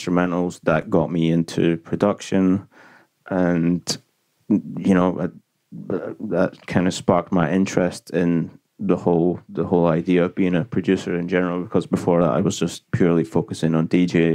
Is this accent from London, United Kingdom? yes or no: no; Glasgow, Scotland, United Kingdom; I'm from Glasgow in Scotland